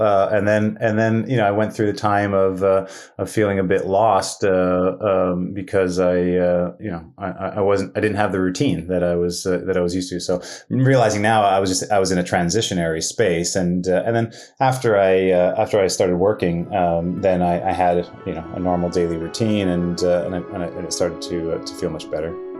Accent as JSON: {"language": "English", "town": "Winnipeg", "region": "Manitoba", "country": "Canada", "tie": "born or raised there", "also_born_or_lived": "Thunder Bay, Ontario", "said": "I was born in Thunder Bay, Ontario, um, and my mom and dad unfortunately split up when I was two years old, and uh, and my mom um, moved us to Winnipeg, and uh, uh, you know, growing up with a single mom"}